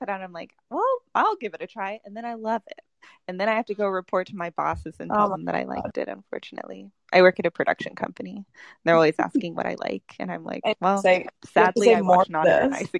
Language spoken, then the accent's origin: English; Texas, United States; Well, I'm from Texas, so obviously they would have to go back to Texas.